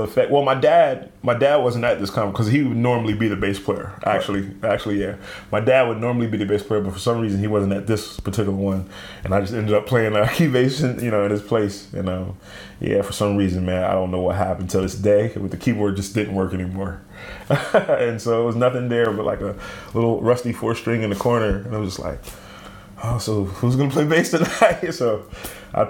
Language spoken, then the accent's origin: English; Selbyville, Delaware, United States; also born or lived in New Castle, Delaware; I grew up in Delaware